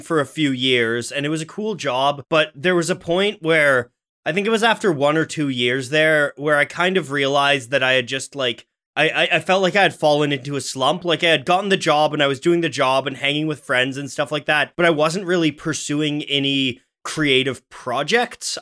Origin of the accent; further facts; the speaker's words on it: Ottawa, Ontario, Canada; I was born in Ottawa, Canada